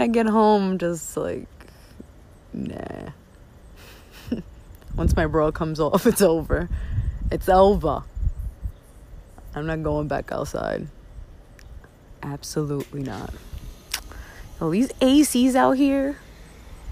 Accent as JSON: {"language": "English", "town": "New York City", "region": "New York", "country": "United States", "said": "I'm from Brooklyn"}